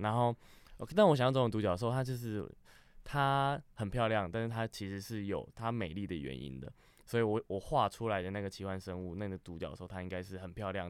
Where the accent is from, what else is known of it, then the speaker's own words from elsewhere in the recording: Changhua County, Taiwan; 我老家在彰化，就是中部